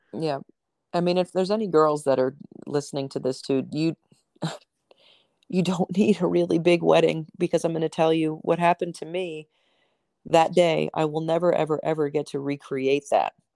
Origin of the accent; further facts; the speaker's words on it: New Jersey, United States; moved away; I'm originally from New Jersey.